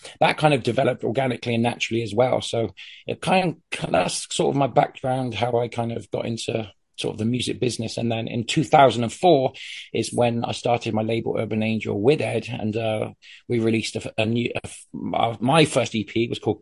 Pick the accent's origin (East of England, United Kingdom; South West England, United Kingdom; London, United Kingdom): South West England, United Kingdom; Bristol; I was from Bristol in the UK